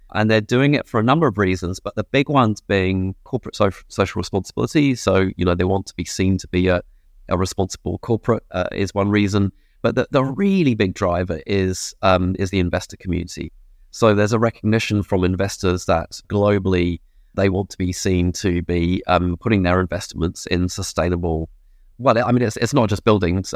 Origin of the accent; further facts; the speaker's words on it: England, United Kingdom; moved away as an adult; now in New Zealand; I'm an expatriate, I'm English